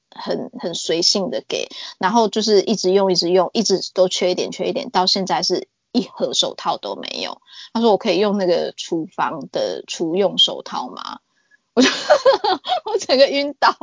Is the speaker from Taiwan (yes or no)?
yes; Taiwan; also born or lived in New South Wales, Australia; now in Australia; 我去年六月是想要回台湾一趟，因为刚好我奶奶过世